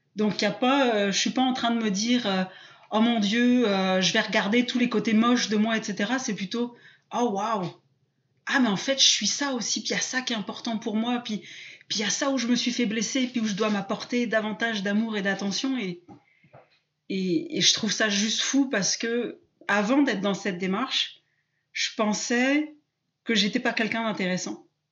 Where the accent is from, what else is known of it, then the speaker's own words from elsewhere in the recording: south-west France, France; moved away as an adult; now in Quebec, Canada; en France, je suis plutôt du sud-ouest, mais là, j'habite au Québec en ce moment